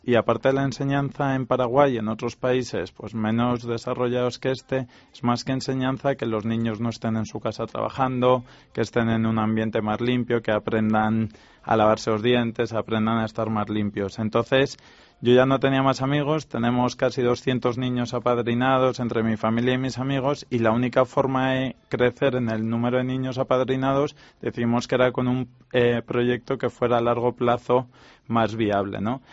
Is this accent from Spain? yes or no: yes; Spain; somos tres emprendedores españoles